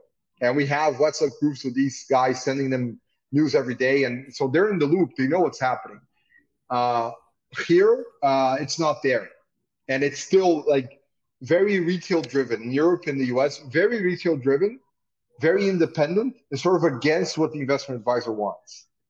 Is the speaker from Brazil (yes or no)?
yes; Belém, Pará, Brazil; also born or lived in São Paulo / Rio de Janeiro; So although I'm kind of a Paulista. I was born in Belém, but my family's also from São Paulo. I had law school in São Paulo, but I lived in Rio for 15 years, and it's my city in the end.